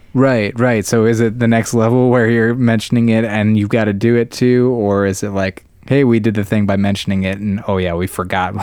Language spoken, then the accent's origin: English; Ohio, United States; our home state of Ohio